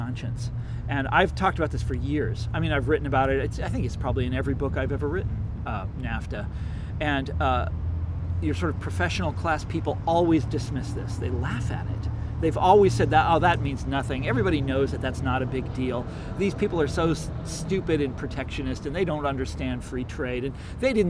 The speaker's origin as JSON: {"language": "English", "town": "Kansas City", "region": "Missouri", "country": "United States", "said": "I'm from Kansas City"}